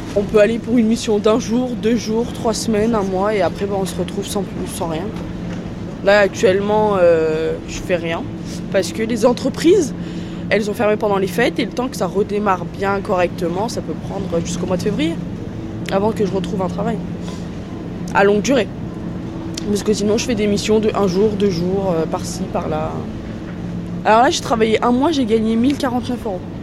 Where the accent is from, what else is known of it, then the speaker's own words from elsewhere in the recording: France; on est des Français